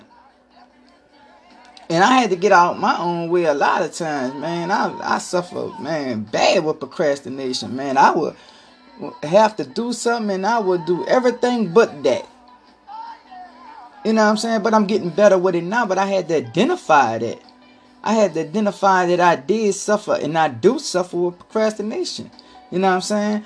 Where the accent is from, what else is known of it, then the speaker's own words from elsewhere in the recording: New Orleans, Louisiana, United States; I'm from New Orleans